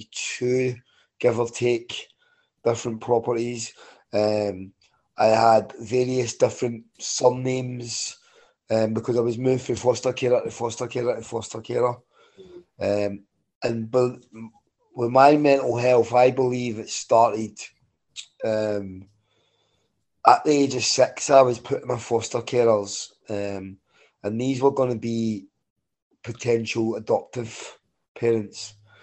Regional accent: Glasgow, Scotland, United Kingdom; born there; I was born in 1978 in Glasgow, and I was born in an environment that you would associate with Belfast.

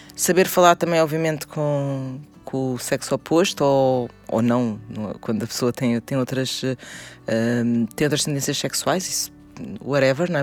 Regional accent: Portugal; quando nós crescemos, as mulheres em Portugal

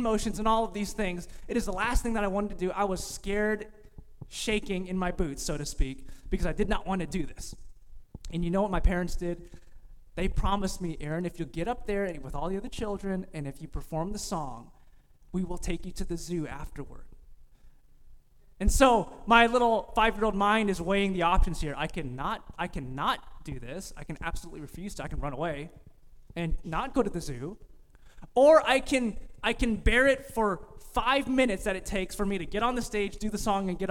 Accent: California, United States; moved away; I'm from California

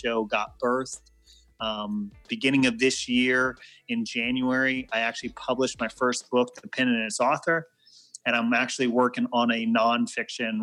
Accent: Guam; my dad was in the Air Force, and I grew up on Guam.

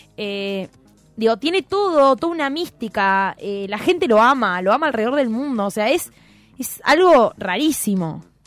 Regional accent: Hinojo, Buenos Aires Province, Argentina; cuando yo tenía 14 años, recién estaba arrancando el Dial-Up en Hinojo

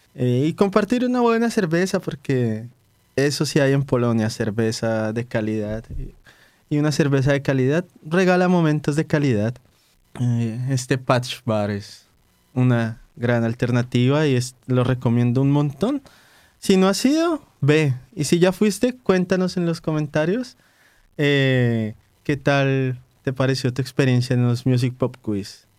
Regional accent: Colombia; now in Warsaw, Poland; los colombianos por sí mismos no conocemos tantas cuestiones de, Colombia

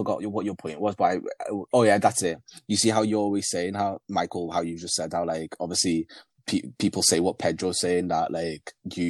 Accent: Liverpool, North West England, United Kingdom; English is a second language; also born or lived in Burundi; I grew up in Toxteth until I was like going to year eight. And then my parents decided to move to Speke, thinking it's a better area. But Speke is just the white version of Toxteth, honestly.

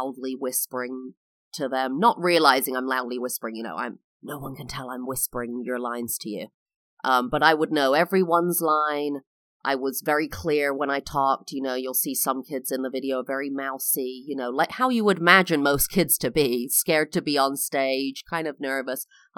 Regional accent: London, United Kingdom; I am English. I was born and raised in London, England.

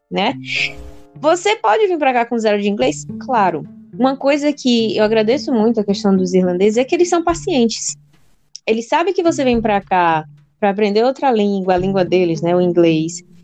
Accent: Brazil; moved away as an adult; now in Dublin, Ireland

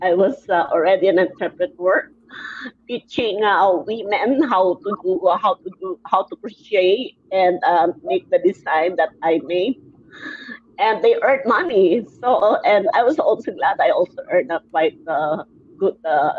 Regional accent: Taytay, Rizal, Philippines; Taytay. It's the garment capital of the Philippines.

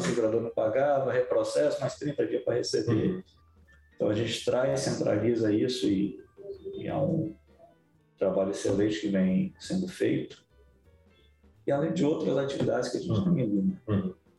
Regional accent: Vila Velha, Espírito Santo, Brazil; also born or lived in Vitória; Eu sou capixaba, né? Nasci em Vitória, mas é. que legal. morei em Vila Velha minha vida inteira

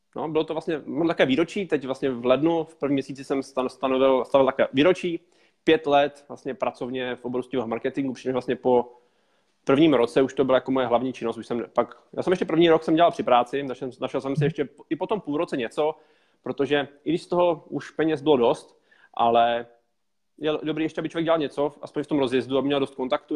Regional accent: Moravia, Czechia; also born or lived in Prague; Já jsem se tam narodil a celý život jsem šel na Moravě

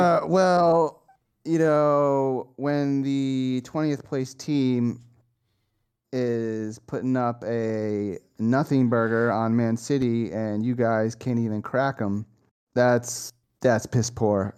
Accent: United States; as American

